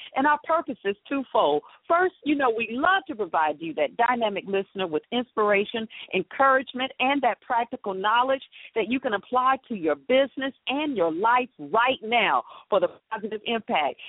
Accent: Atlanta, Georgia, United States; born or raised there

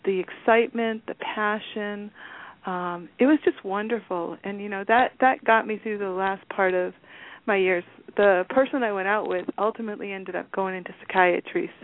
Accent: Walpole, United States; I grew up in Walpole. This is home

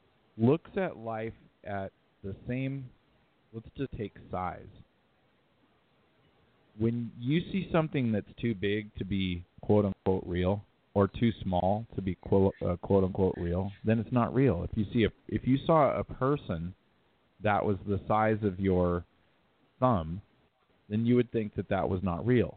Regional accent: California, United States; now in Utah, United States; I'm from California. I'm from Cali

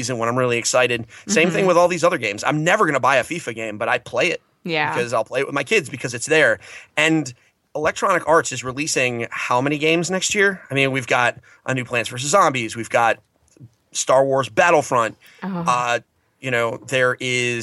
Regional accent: New England, United States; I'm from New England.

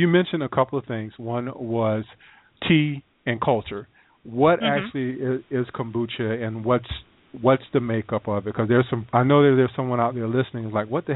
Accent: South Carolina, United States; I'm from South Carolina

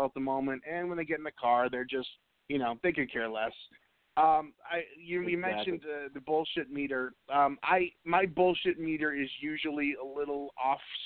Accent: Boston, Massachusetts, United States; I'm from Boston

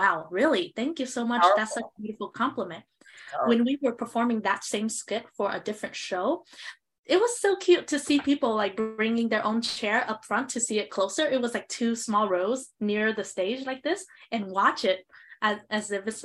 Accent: Southern Vietnam, Vietnam; moved away; we come from the South Vietnam region, agricultural area

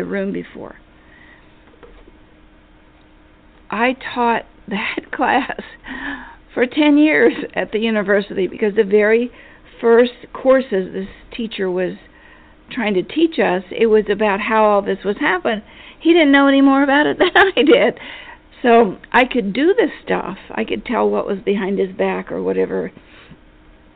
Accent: Appalachia, United States; moved away; I was from Appalachia. I went to a four-room schoolhouse.

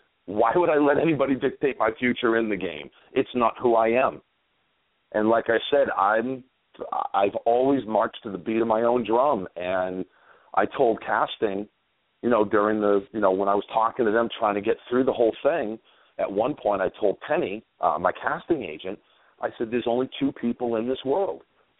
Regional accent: Maine, United States; accent: East Coast; But I'm actually the seventh person from Maine to play the game of Survivor.

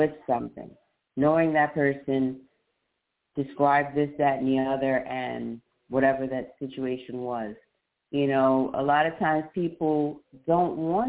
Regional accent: New York City, New York, United States; accent: New Jersey; also born or lived in Manhattan / Long Island / Staten Island; I was born in Brooklyn, New York, East Flatbush, New York, to be exact. And I lived there for some many, many years, my early upbringing.

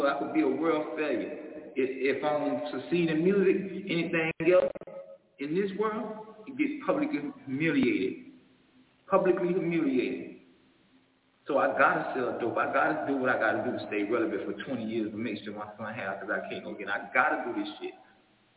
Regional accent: Miami, Florida, United States; I'm from Liberty City. I'm from Old Town

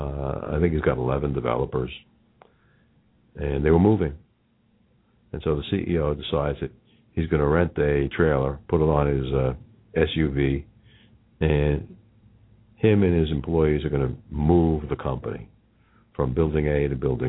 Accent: New York, United States; accent: New York; my New York accent

